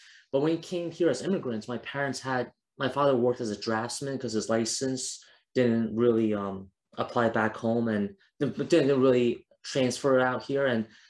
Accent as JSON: {"language": "English", "country": "Taiwan", "said": "I went to like my home country of Taiwan, went to South Africa."}